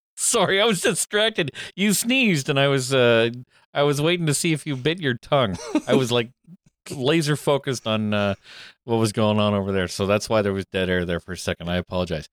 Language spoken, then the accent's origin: English; Canada; Canadian Thanksgiving